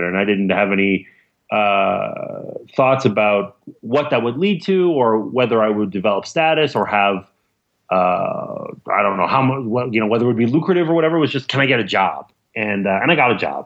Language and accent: English; Montreal, Quebec, Canada; I grew up in Montreal.